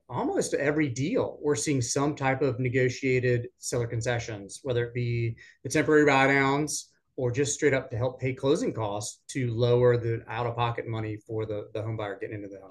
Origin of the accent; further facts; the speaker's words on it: Richmond, Virginia, United States; moved away as an adult; now in Raleigh, United States; back in Richmond, my hometown